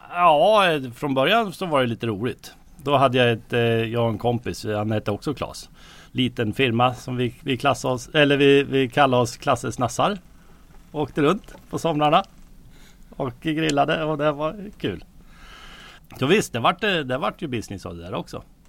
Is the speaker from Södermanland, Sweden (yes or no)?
yes; Björkvik, Södermanland, Sweden; jag är ju uppvuxen här så jag har ju varit med sedan barnsben